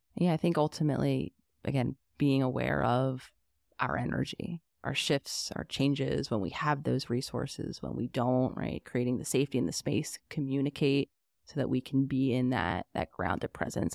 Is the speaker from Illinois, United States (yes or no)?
no; Pennsylvania, United States; we're living in my home state of Pennsylvania.